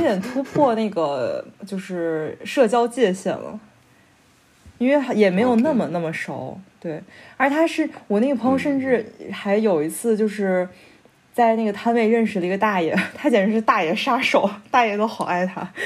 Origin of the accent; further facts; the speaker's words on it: China; moved away as an adult; also born or lived in Kassel, Germany; now in Berlin, Germany; 我是中国人